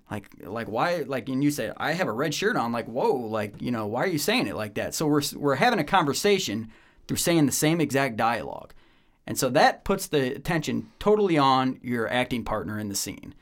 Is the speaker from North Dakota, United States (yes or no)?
no; Medina, Ohio, United States; moved away as an adult; also born or lived in Bowling Green, Ohio; now in Atlanta, United States; I was born and raised just outside of the Akron, Cleveland area in Ohio, Northeast Ohio, uh, Medina, Ohio